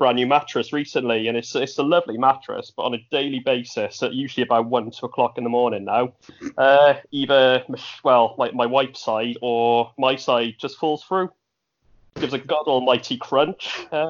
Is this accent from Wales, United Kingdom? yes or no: yes; Wales, United Kingdom; accent: Welsh; I live in a small town in Wales. That's why I've got a Welsh accent.